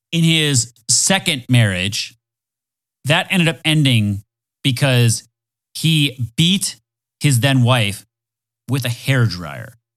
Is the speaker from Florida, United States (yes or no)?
yes; Florida, United States; I'm from Florida